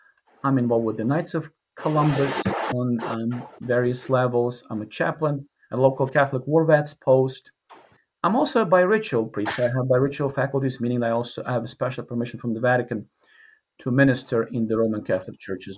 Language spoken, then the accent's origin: English; Ivano-Frankivsk, Ivano-Frankivsk Oblast, Ukraine; moved away as an adult; also born or lived in Stamford, Connecticut / Yonkers, New York / Rome, Italy; now in Youngstown, United States; So I grew up in Ukraine. I studied 1 year in the seminary in Ukraine, in the city of Ivano-Frankivsk, where I was born.